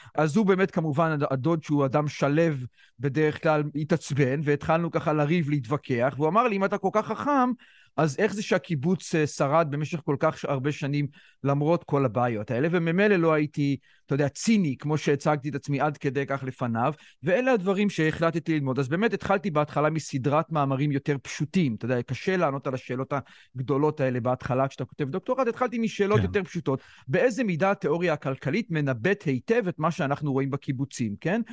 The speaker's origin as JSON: {"language": "Hebrew", "town": "Jerusalem", "region": "Jerusalem District", "country": "Israel", "tie": "born or raised there", "said": "אני גדלתי בירושלים"}